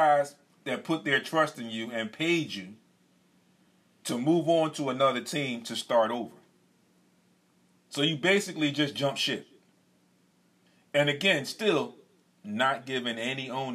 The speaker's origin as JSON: {"language": "English", "town": "Philadelphia", "region": "Pennsylvania", "country": "United States", "said": "As a Philadelphian"}